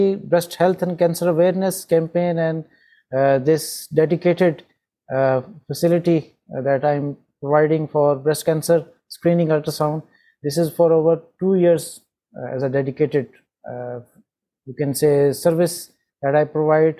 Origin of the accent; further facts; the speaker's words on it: Pakistan; I'm from Pakistan